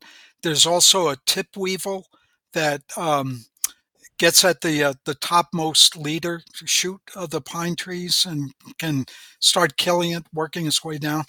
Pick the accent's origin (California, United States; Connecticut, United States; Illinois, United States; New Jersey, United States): New Jersey, United States; northern; moved away as an adult; also born or lived in Wisconsin / Northwoods (Minnesota); I grew up, though, in northern New Jersey